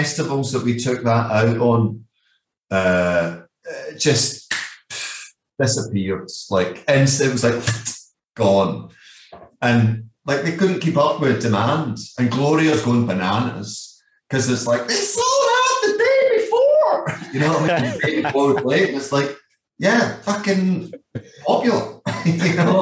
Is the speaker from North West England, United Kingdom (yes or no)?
no; Scotland, United Kingdom; moved away as an adult; also born or lived in Glasgow / Leeds / Netherlands; I'm the guy from Scotland